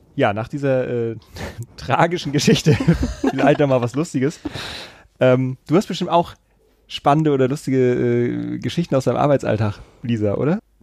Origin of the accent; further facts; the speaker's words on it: Kiel, Schleswig-Holstein, Germany; also born or lived in Hamburg-Harburg; now in Hamburg, Germany; ich komme ja aus Kiel ursprünglich